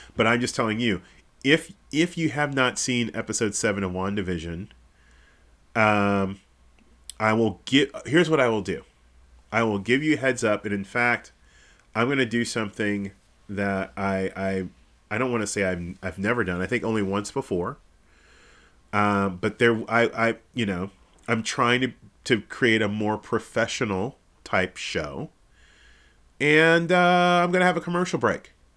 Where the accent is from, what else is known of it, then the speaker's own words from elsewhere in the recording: Kansas City, United States; moved away; also born or lived in Texas; I'm not Texan. I'm from Kansas City